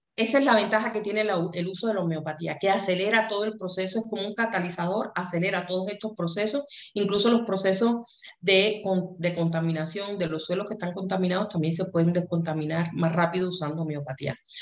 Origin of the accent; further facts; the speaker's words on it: Cuba; nosotros en Cuba, como, buena cubana, tuvo una formación en que nos enseñaron a pensar